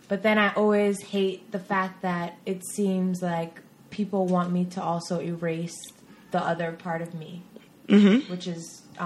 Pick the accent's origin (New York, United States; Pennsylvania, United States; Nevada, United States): New York, United States; New York City